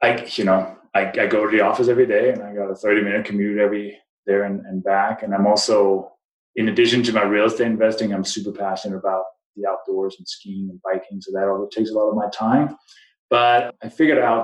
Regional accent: Denmark; English is a second language; also born or lived in East Coast, United States / New Mexico, United States; now in Colorado, United States; as people may recognize from my name and my accent, I wasn't born in the U.S. I came from Denmark, been here since 1996

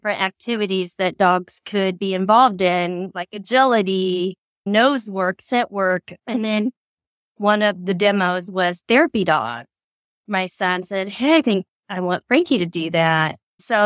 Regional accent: Central Illinois, United States; I am from Central Illinois

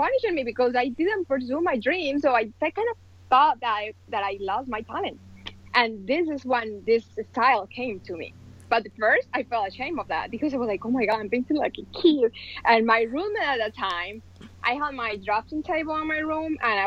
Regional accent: Colombia; moved away as an adult; now in United States; I am original from Colombia, and I moved to the States almost 18 years ago

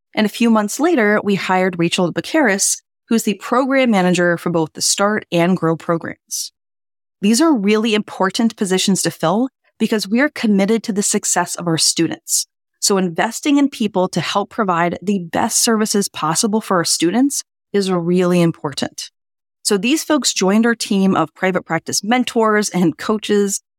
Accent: New Orleans, Louisiana, United States; now in Boston, United States; my hometown of New Orleans

